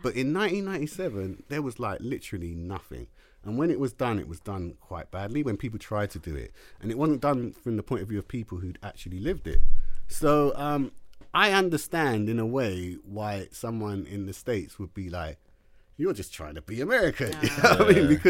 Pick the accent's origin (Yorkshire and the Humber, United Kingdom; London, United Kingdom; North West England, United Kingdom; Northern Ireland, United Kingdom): London, United Kingdom; growing up in London